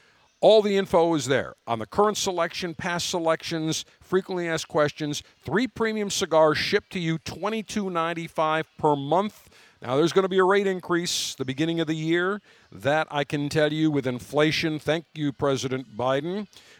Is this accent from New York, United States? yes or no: yes; Buffalo, New York, United States; Because I'm from Buffalo.